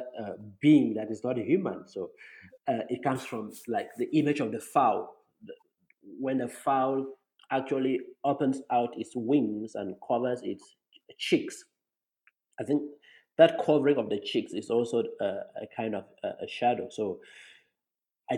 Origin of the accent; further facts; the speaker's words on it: Cameroon; I come from Cameroon in Africa, which is tropical for the most part